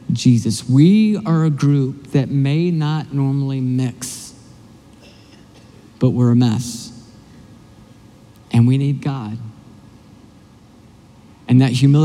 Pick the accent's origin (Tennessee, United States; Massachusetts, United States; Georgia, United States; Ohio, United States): Tennessee, United States; Nashville; now in Michigan, United States; I'm originally from Nashville, and in the South, we have Waffle Houses everywhere